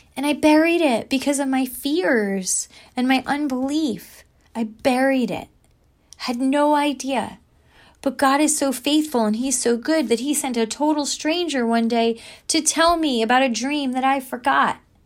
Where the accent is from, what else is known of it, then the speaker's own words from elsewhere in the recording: New Jersey, United States; I was a girl from New Jersey who grew up at the beach